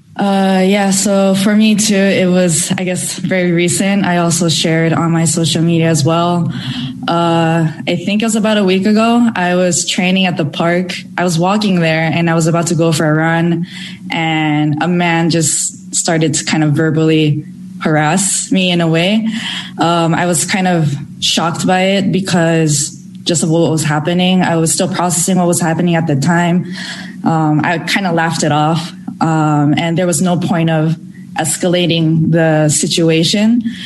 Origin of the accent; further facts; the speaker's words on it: United States; being Japanese American, I take you know a huge pride in representing my own country where I was born and raised